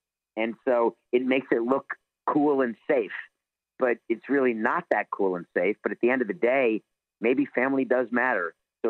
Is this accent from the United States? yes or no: yes; New York City, New York, United States; Growing up, I went to school in the Bronx